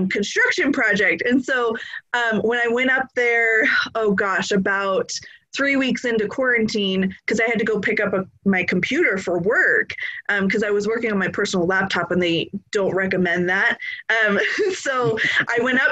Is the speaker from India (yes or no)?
no; California, United States; moved away as an adult; also born or lived in Texas; now in Idaho, United States; I'm originally from California